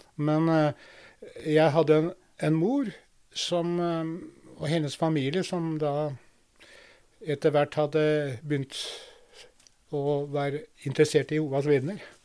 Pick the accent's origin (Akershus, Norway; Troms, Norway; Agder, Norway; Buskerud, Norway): Buskerud, Norway; Drammen; Jeg vokste opp i Drammen